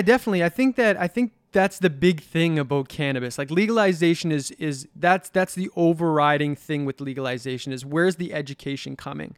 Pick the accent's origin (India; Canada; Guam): Canada; Halifax, Nova Scotia; I grew up in the North End, middle income family